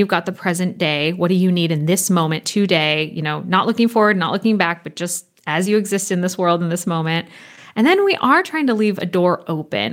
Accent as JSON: {"language": "English", "region": "California", "country": "United States", "tie": "born or raised there", "also_born_or_lived": "Copenhagen, Denmark", "moved": "yes", "said": "growing up in California and the time spent studying in Copenhagen and throughout Scandinavia"}